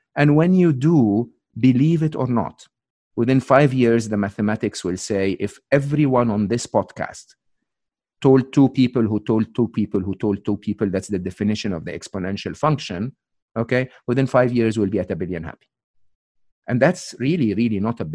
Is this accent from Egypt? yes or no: yes; Egypt; English is a second language; moved away; I'm Egyptian. I'm born and raised in Egypt.